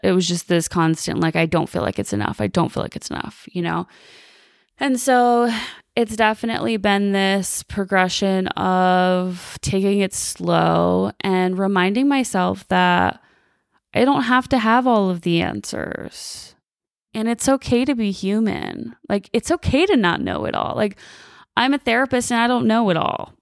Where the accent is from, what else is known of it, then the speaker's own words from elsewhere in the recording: Chicago, Illinois, United States; moved away as an adult; now in Las Vegas, United States; So I'm originally from the Chicagoland area. Was born and raised there until I was about twenty-five.